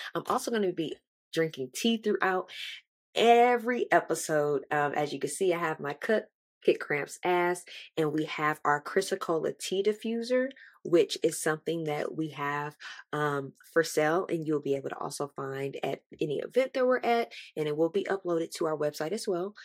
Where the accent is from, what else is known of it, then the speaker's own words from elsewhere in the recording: Texas, United States; I am from Texas with the Louisiana and Mississippi descent